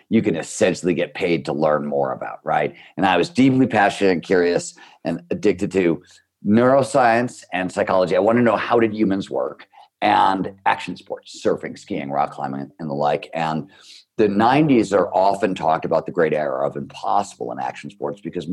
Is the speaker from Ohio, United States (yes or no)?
yes; Cleveland, Ohio, United States; I grew up in Cleveland, Ohio